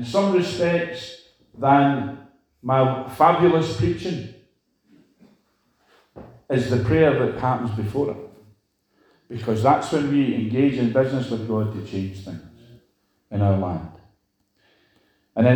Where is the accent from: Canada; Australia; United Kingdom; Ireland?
United Kingdom; Scotland